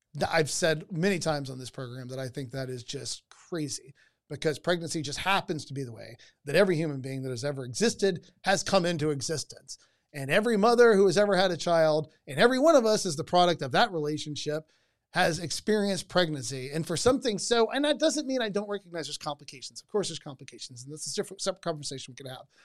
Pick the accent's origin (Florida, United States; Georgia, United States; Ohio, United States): Georgia, United States; I grew up in Georgia